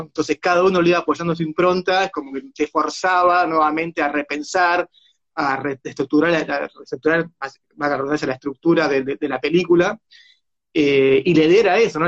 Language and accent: Spanish; Buenos Aires, Argentina; también somos esto, los porteños